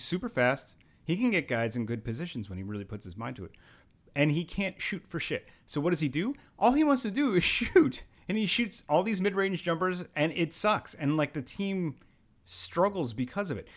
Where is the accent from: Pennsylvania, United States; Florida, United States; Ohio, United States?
Pennsylvania, United States; now in New York, United States; Originally Pennsylvania.